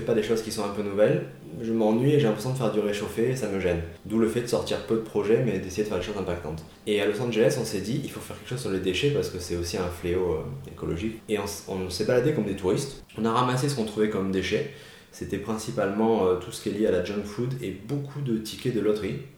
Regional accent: Marseille, Provence-Alpes-Côte d'Azur, France; je viens de Marseille suis né à l'hôpital Saint-Joseph

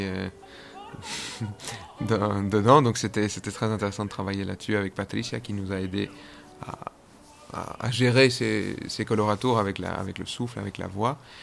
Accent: Belgium; moved away as an adult; also born or lived in Geneva, Switzerland / Zurich, Switzerland; je suis belge

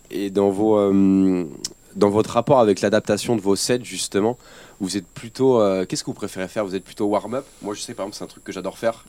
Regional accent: Aix-en-Provence, Provence-Alpes-Côte d'Azur, France; je suis d'Aix-en-Provence

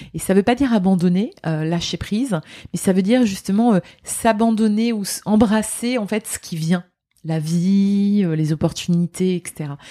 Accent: Lorraine, Grand Est, France; moved away; also born or lived in Dubai; je suis Lorraine.

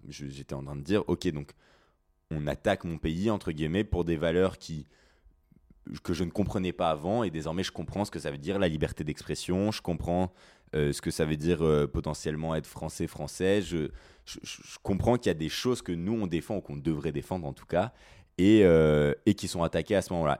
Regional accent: Mulhouse, Grand Est, France; moved away as an adult; now in Paris, France; je suis alsacien, euh, je viens de, Mulhouse et je suis actuellement étudiant à Paris

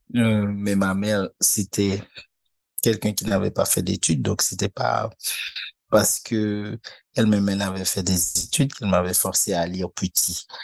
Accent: Port-au-Prince, Ouest, Haiti; j'ai été élevé vraiment euh, près de la Grand Rue, moi. Donc j'ai vécu vraiment cette ville

